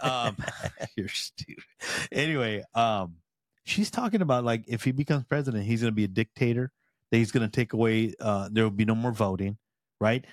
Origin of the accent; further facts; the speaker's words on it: United States; I'm a proud M, Mexican in my heritage. I'm American by birth.